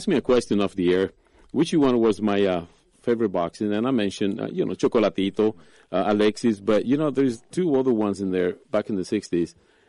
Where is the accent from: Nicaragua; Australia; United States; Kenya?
Nicaragua; moved away; I'm from Nicaragua.